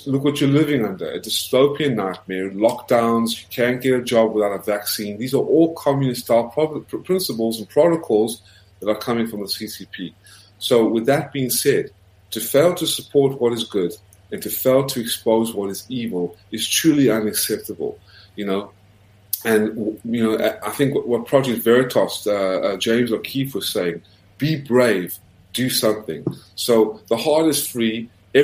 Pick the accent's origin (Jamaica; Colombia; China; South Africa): South Africa; now in United States; as a South African who came to America, was the first in my family to get an American passport.